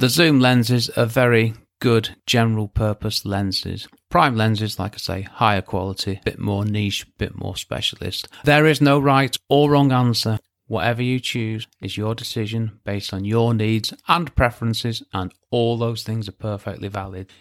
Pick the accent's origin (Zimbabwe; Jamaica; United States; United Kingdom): United Kingdom; England; I'm English